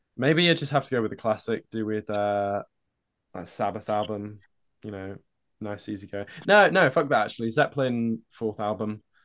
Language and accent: English; Norwich, East of England, United Kingdom; that's where I kinda grew up